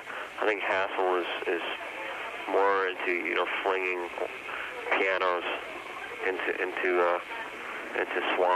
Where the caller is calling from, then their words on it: San Francisco, California, United States; I'm in San Francisco.